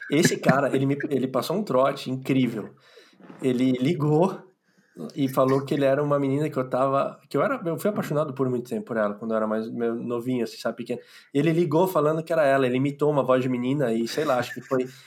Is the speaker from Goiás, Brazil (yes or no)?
no; Santos, São Paulo, Brazil; Eu vim de Santos, sou …. Litoral sul paulista, que é mais em conta.